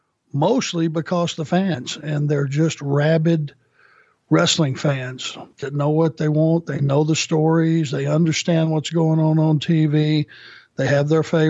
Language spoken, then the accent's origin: English; Rome, Georgia, United States; Growing up in Rome, Georgia